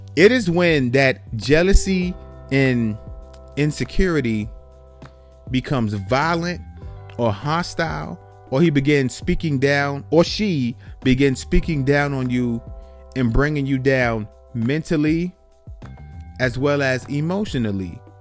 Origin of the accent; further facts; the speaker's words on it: New York City, New York, United States; moved away; I'm from New York City